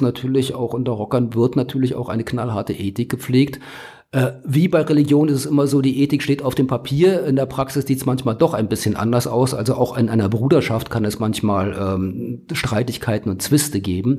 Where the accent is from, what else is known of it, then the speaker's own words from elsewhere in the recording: Berlin, Germany; moved away; Also ich bin gebürtige Berliner